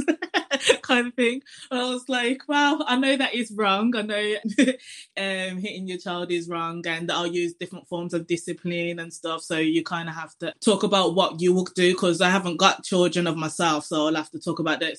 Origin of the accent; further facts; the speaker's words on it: Birmingham, West Midlands, United Kingdom; from Birmingham.